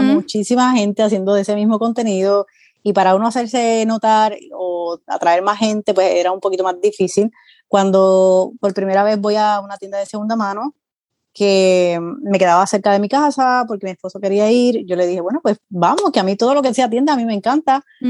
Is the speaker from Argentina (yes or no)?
no; Puerto Rico; moved away as an adult; now in Florida, United States; soy de Puerto Rico, llevo viviendo aquí en Florida aproximadamente 6 años, pero como tal en Estados Unidos llevo viviendo 10 años